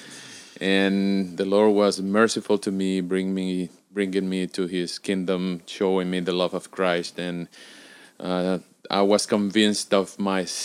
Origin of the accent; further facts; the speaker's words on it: Venezuela; now in Washington, D.C., United States; I was born in Venezuela, in sunny Venezuela in 1975